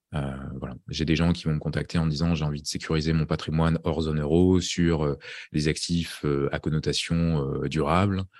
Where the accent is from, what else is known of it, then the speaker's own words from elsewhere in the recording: France; now in Estonia; je suis français là-bas